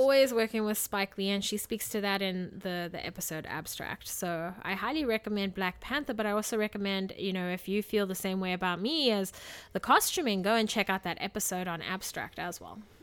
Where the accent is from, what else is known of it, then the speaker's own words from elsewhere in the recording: South Africa; moved away; as a South African citizen. You know, growing up in South Africa